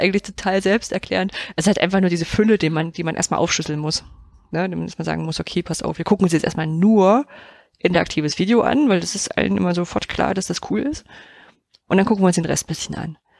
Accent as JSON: {"language": "German", "region": "East Germany", "country": "Germany", "tie": "born or raised there", "said": "ich bin ja im Osten groß geworden"}